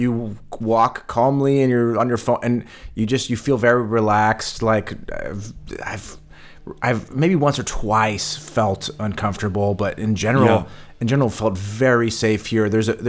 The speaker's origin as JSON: {"language": "English", "region": "Berlin", "country": "Germany", "said": "For us, because we're from Berlin, we kind of laughed at the question"}